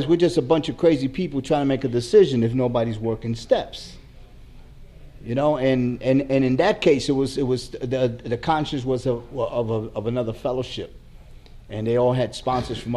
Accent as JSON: {"language": "English", "region": "New York", "country": "United States", "said": "I'm from New York."}